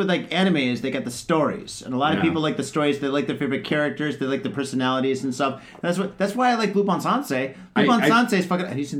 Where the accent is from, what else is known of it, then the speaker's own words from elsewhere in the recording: Midwest, United States; I mean, see, I'm from the Midwest.